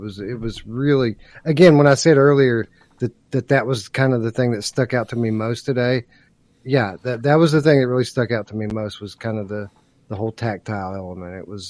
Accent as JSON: {"language": "English", "region": "Kentucky", "country": "United States", "said": "I'm from Kentucky."}